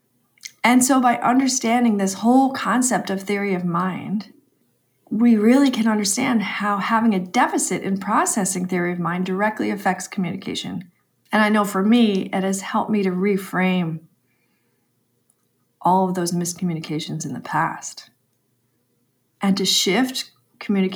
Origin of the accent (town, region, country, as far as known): New York, United States